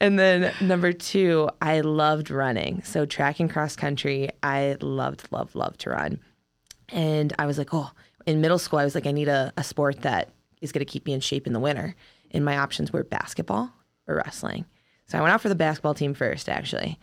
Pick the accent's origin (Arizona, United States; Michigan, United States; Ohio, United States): Ohio, United States; Massillon; moved away as an adult; also born or lived in Kentucky / Iowa / Colorado Springs, Colorado; now in Wisconsin, United States; I'm from Ohio, Massillon, Ohio originally.